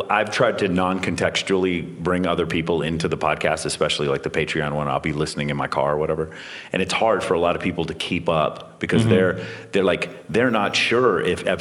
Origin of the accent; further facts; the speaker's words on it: Dallas, Texas, United States; growing up in Dallas